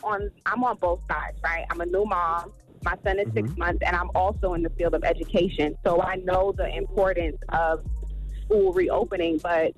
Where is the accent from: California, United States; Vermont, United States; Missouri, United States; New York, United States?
New York, United States; Brooklyn; I'm originally from Brooklyn, New York